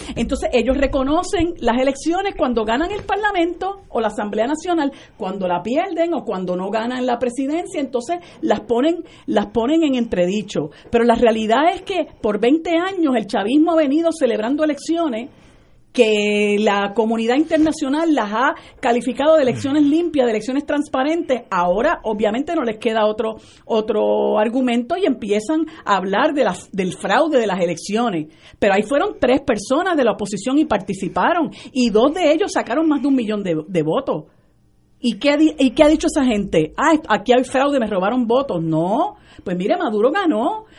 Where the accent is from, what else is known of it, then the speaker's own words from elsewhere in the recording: Vega Alta, Puerto Rico; yo, como soy de, de Vega Alta